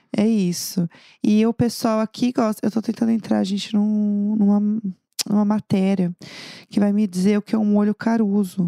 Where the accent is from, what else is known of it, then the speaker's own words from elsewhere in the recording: São Paulo, Brazil; eu sou de São Paulo, capital